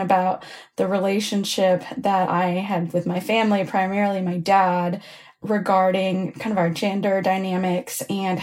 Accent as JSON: {"language": "English", "town": "Houston", "region": "Texas", "country": "United States", "lives_now": "Austin, United States", "said": "I'm from Houston, currently living in Austin"}